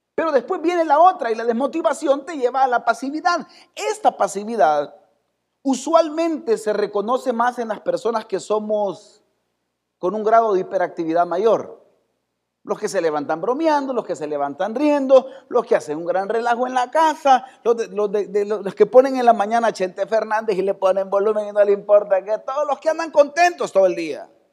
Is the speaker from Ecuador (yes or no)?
no; El Salvador; así somos los salvadoreños.